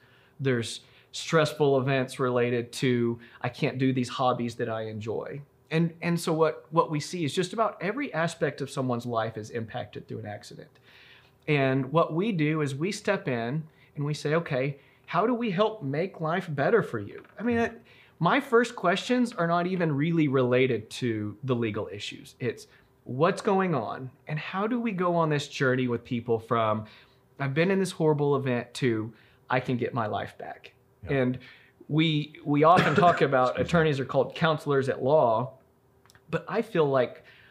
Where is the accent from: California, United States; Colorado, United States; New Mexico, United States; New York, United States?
New Mexico, United States; Roswell; also born or lived in Waco, Texas; I'm from Roswell originally, born and raised.